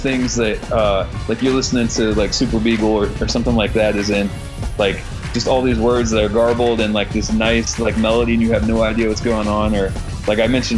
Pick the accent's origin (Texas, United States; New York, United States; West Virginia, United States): West Virginia, United States; we're from West Virginia